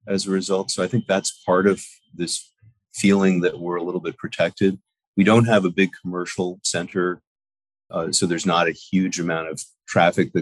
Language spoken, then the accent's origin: English; New York City, New York, United States; moved away as an adult; also born or lived in Paris, France; now in Quogue, United States; I grew up in New York and Manhattan